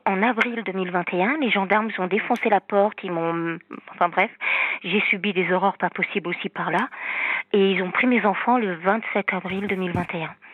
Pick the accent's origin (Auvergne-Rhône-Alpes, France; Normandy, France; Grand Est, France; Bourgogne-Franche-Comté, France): Normandy, France; moved away; also born or lived in south of France; Je suis normande